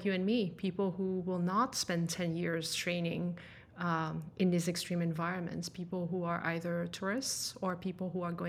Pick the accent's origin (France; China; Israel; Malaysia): France; English is a second language; also born or lived in Denmark; But I was actually born and raised in France. Which is a little bit of where my accent is from, I guess.